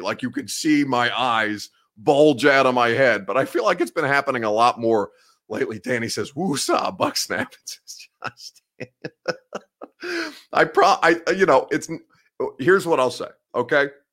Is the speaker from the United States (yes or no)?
yes; Indiana, United States; now in Nashville, United States; I am from Indiana